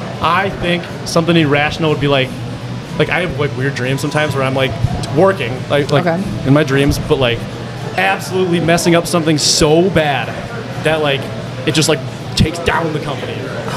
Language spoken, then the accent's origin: English; Ireland; That's me. I'm Irish. I'm having a great time always.